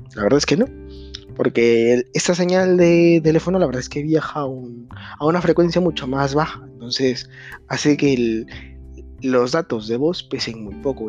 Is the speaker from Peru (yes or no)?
yes; Peru; now in Spain; actualmente me encuentro viviendo en España, pues hay como 6 horas de diferencia con mi país natal, que es Perú